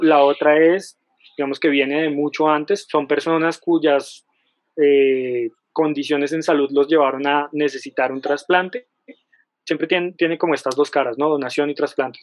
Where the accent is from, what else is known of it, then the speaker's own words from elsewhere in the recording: Colombia; en Colombia todos los colombianos tenemos derecho